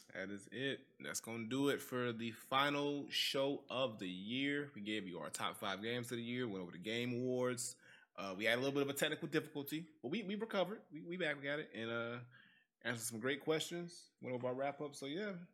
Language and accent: English; Gary, Indiana, United States; I'm from Gary, so Gary ain't part of Indiana